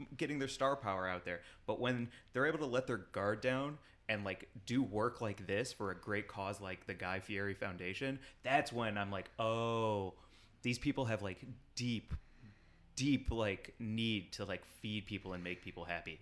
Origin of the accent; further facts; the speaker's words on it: St. Louis, Missouri, United States; my hometown